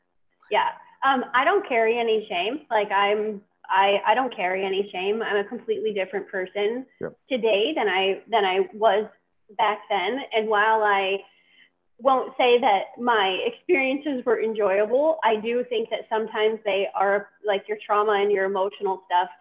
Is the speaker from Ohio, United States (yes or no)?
yes; Ohio, United States; We were Northwest Ohio, a little bit outside of the Toledo area, so very close to the Ohio-Michigan borde